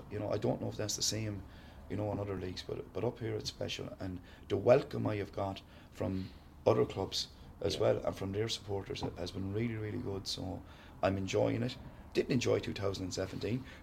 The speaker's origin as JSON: {"language": "English", "town": "Sligo", "region": "Connacht", "country": "Ireland", "said": "From Sligo. Uh, so I'm not so bad. Ballina is only an hour and five minutes away"}